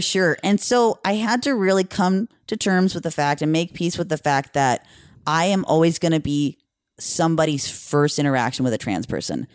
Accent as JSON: {"language": "English", "town": "Norco", "region": "California", "country": "United States", "said": "I'm from Riverside County"}